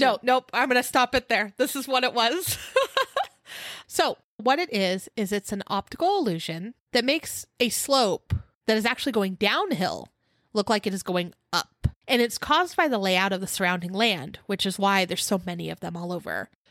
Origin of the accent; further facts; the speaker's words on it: California, United States; we're from California